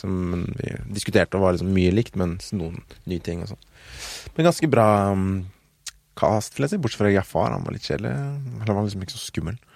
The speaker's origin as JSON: {"language": "Norwegian", "country": "Norway", "said": "Jeg er norsk."}